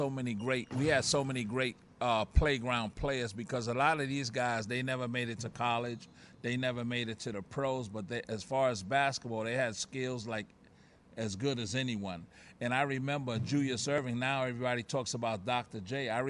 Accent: Puerto Rico; born there; the people in Puerto Rico knew that I was born in Puerto Rico.

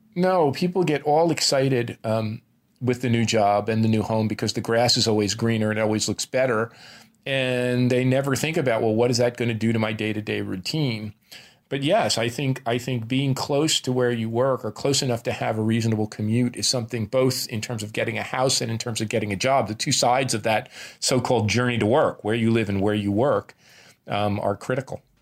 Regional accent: New Jersey, United States; moved away; a kid from New Jersey

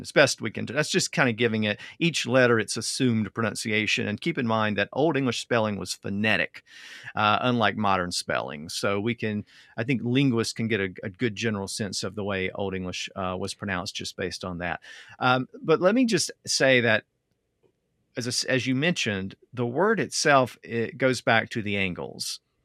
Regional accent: the American South, United States; I'm from the South

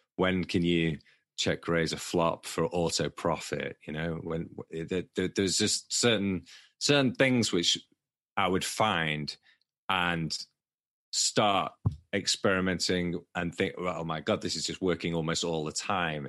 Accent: Manchester, North West England, United Kingdom; accent: Manchester; my Manchester accent

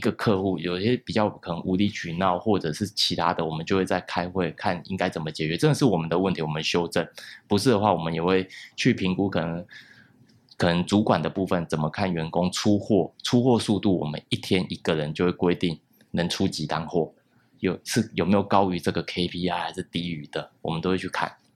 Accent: Taiwan; 怎么把它融合到我们台湾人最接受的东西

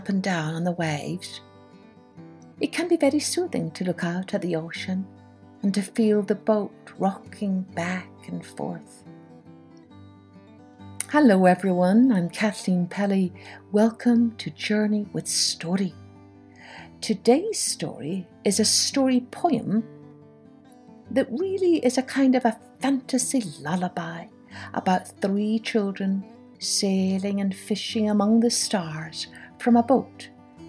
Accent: Scotland, United Kingdom; I grew up in Scotland, which is an island, and so I was always surrounded by the sea.

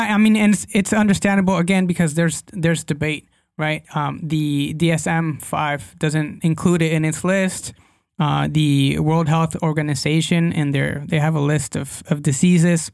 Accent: Guadalajara, Jalisco, Mexico; English is a second language; I'm from Guadalajara, Mexico

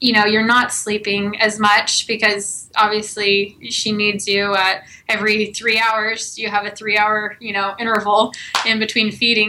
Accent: Texas, United States; moved away; I'm originally from Texas

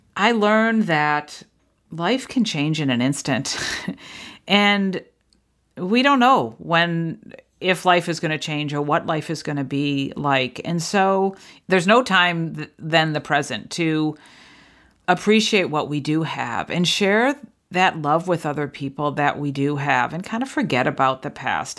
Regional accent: New England, United States; I grew up in New England

